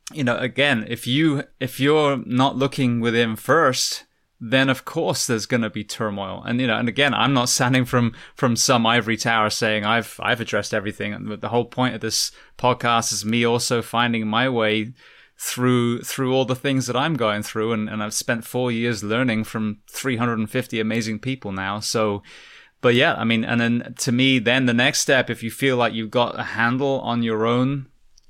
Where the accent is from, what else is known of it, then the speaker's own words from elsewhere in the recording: United Kingdom; now in United States; being a British man living in America now